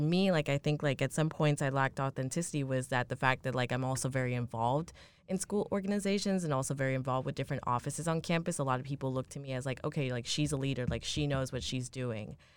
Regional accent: New York, United States; I grew up, I'm from New York

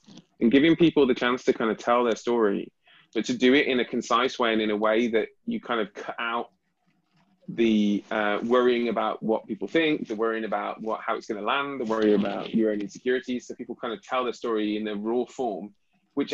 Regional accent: United Kingdom; as a British

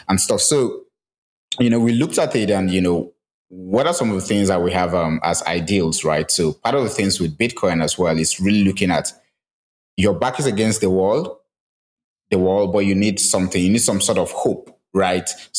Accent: Nigeria; as a Nigerian

